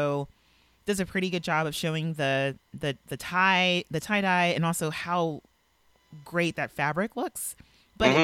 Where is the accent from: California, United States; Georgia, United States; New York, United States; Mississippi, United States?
California, United States; Los Angeles; I'm from Los Angeles. I'm from